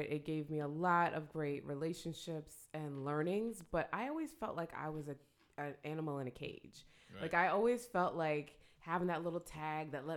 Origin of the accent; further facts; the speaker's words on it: Orlando, Florida, United States; moved away as an adult; now in Tampa, United States; I'm actually Jamaican. I was born in Orlando